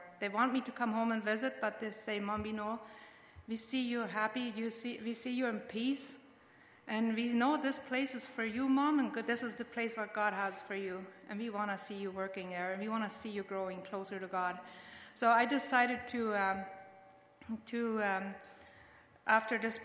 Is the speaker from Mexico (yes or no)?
yes; Mexico; now in Canada; I was born and raised in Mexico